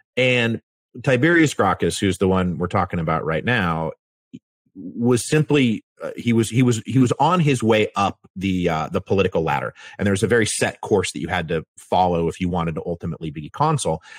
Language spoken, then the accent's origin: English; Washington, United States; I'm from Washington